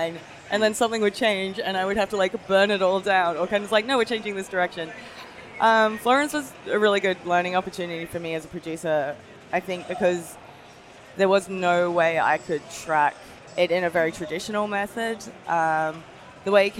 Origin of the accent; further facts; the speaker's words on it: Australia; I'm Japanese Australian